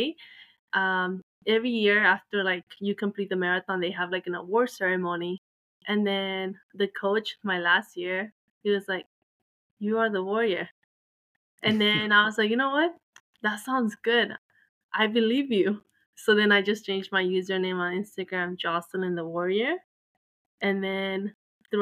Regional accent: El Salvador; I was born in Salvador

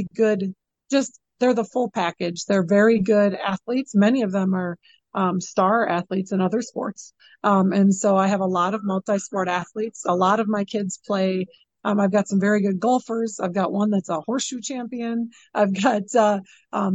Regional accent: Chippewa Falls, Wisconsin, United States; I love working in this community. This is my hometown

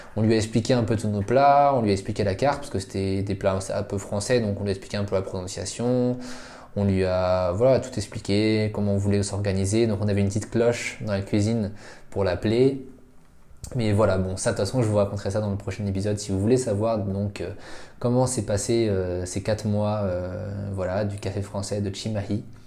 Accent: France; moved away as an adult; now in Indonesia; je suis français ma femme est indonésienne

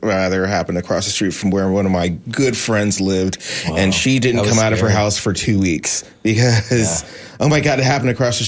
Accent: Washington, District of Columbia, United States; moved away as an adult; now in Tampa, United States; I'm not from Florida originally, but having grown up in the D.C. area

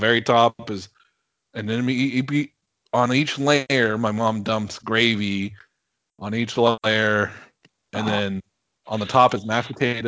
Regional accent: Washington, United States; moved away; everybody back home, in Washington, at least that I grew up

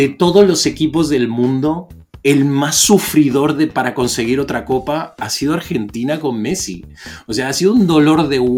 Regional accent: Mexico; Eh, criado en México, nacido

